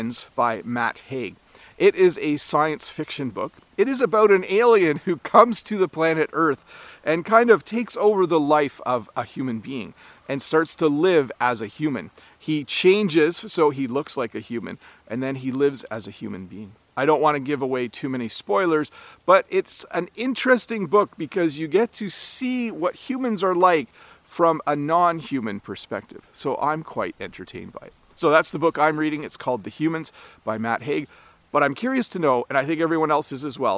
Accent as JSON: {"language": "English", "country": "Canada"}